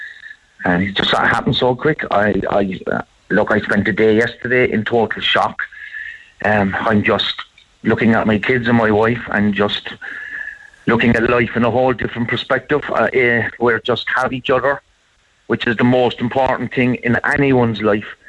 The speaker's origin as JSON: {"language": "English", "country": "Ireland", "said": "we're Irish"}